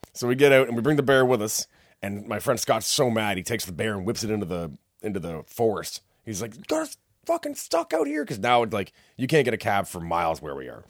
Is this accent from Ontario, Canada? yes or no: yes; Whitby, Ontario, Canada; I'm not from here. I'm from Whippy